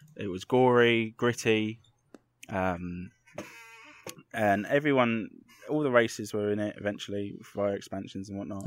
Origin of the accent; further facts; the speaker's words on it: London, United Kingdom; I grew up in Clapham in London